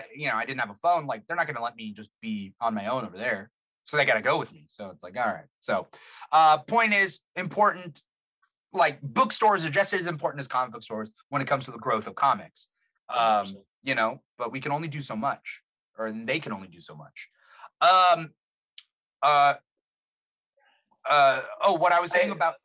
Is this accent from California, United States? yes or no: yes; Fullerton, California, United States; I'm from Fullerton in California, Southern California, Orange County